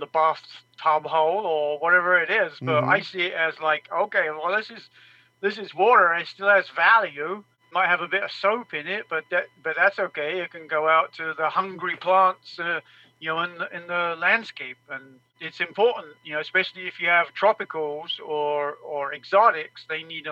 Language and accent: English; England, United Kingdom; now in Mesa, United States; I grew up in England